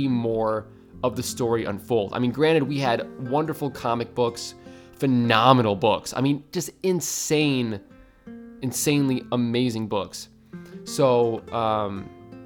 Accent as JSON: {"language": "English", "region": "Midwest", "country": "United States", "said": "I'm from the Midwest, because I say Florida. I don't say the I in Florida"}